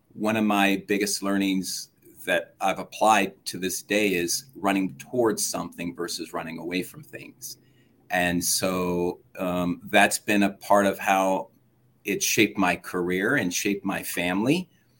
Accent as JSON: {"language": "English", "town": "Phoenix", "region": "Arizona", "country": "United States", "tie": "born or raised there", "said": "My brother and I grew up that way in Phoenix, Arizona, being different"}